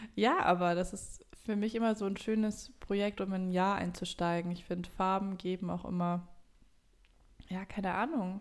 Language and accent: German; Germany; wir jetzt als Deutsche